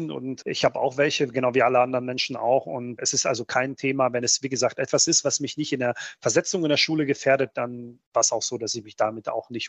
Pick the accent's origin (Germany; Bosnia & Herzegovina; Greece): Bosnia & Herzegovina; Republika Srpska; German is a second language; Für mich war das nur ein Problem, weil mein Heimat, meine Heimatstadt gehört zum Teil von Bosnien-Herzegowina der Serbische Republik ist.